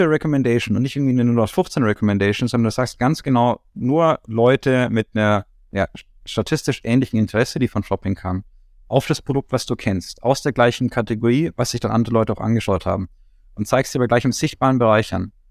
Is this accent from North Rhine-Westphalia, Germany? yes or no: no; Nuremberg, Bavaria, Germany; Ich meine, ich komme zwar aus Nürnberg, was nicht kein Kuhdorf ganz ist, aber äh, nein, aber Nürnberg ist ja auch doch eher ländlich geprägt, noch die Stadtteile und sowas. Und ich in meinem Stadtteil Ziegelstein